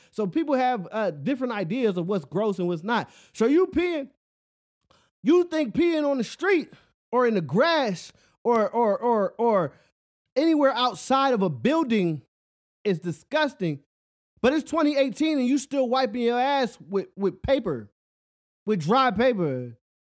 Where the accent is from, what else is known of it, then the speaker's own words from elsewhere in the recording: Philadelphia, Pennsylvania, United States; I'm from Philly.